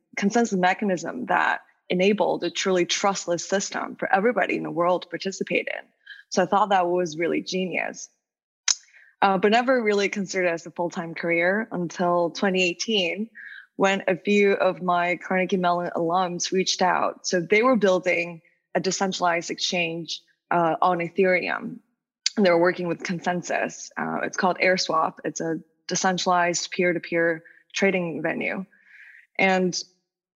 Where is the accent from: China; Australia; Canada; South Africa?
China; Wuhan, Hubei; English is a second language; moved away as an adult; also born or lived in New York, United States; I was born and raised in China, then went to the States for college